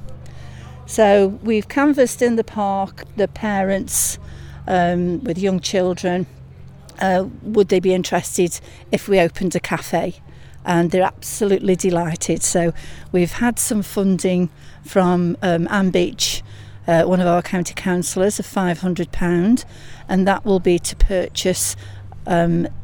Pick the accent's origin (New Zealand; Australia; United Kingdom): United Kingdom; Chesterton, England; I was born and bred in Chesterton, so I am very passionate about this place